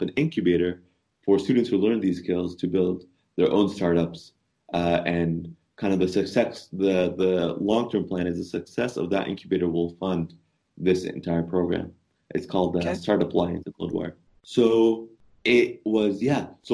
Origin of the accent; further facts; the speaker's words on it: Egypt; also born or lived in Canada; I met another Egyptian